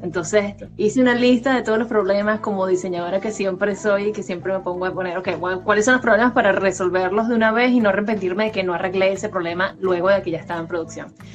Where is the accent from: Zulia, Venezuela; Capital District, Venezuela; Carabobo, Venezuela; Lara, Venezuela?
Carabobo, Venezuela; Valencia; moved away as an adult; now in United States; yo estoy de Valencia, Venezuela, estudié en el mismo colegio que David, nos conocemos desde séptimo grado teníamos 14 años